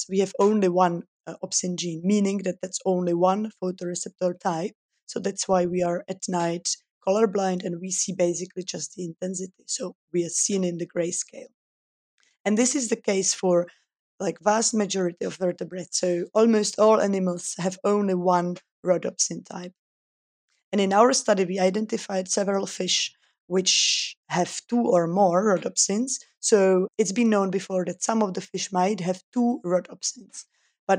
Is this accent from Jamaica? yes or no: no; Czechia; also born or lived in Switzerland; I'm originally from the Czech Republic, where I was born and educated